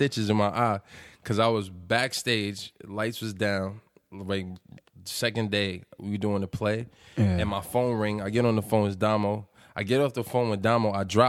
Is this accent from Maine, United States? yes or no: no; New York City, New York, United States; I'm from the Bronx. Yeah, I'm from the South Bronx.